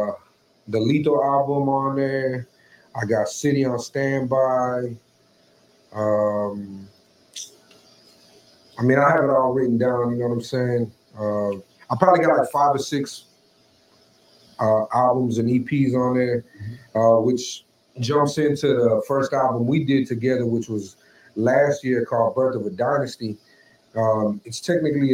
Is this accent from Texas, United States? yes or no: yes; Houston, Texas, United States; moved away as an adult; now in Rio Grande Valley, United States; I'm originally from Houston, born and raised there